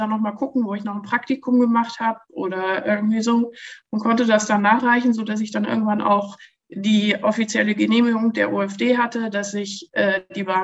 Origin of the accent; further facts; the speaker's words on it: Lower Saxony, Germany; Berlin war mir zu groß und bin dann zurück nach, ähm, in die Nähe meiner Heimat, nach Osnabrück gegangen.